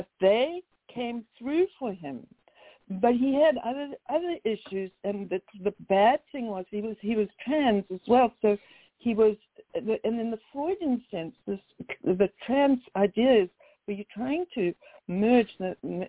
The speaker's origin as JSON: {"language": "English", "town": "Cape Town", "region": "Western Cape", "country": "South Africa", "tie": "born or raised there", "moved": "as an adult", "lives_now": "United States", "said": "I'm from Cape Town."}